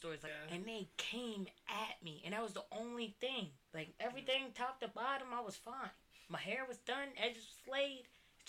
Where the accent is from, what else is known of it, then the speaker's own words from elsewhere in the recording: Cherry Hill, New Jersey, United States; also born or lived in Mount Laurel, New Jersey; I grew up in Cherry Hill and Mount Laurel. Like, they're predominantly white. You know, I was always used to being, like, the only, like, the token black.